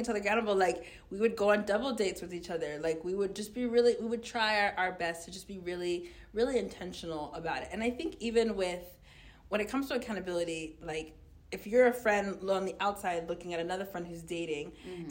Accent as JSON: {"language": "English", "country": "United States", "tie": "born or raised there", "said": "I grew up in America"}